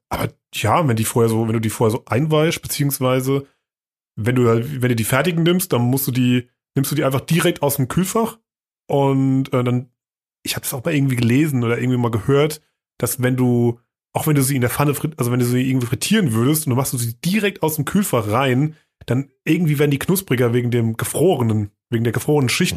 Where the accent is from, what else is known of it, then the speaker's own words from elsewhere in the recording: Germany; als Deutscher oder als Europäer